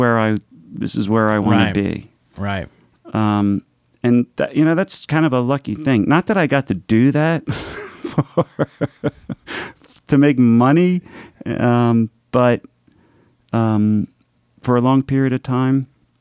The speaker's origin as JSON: {"language": "English", "town": "Philadelphia", "region": "Pennsylvania", "country": "United States", "said": "So I'm Italian. I'm from Philadelphia."}